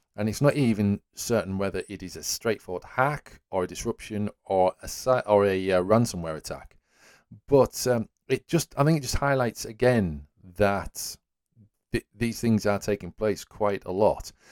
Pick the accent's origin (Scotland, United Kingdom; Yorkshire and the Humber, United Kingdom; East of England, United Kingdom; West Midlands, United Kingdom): Yorkshire and the Humber, United Kingdom; Whitby; there was an original After Burner arcade machine, uh, in my hometown.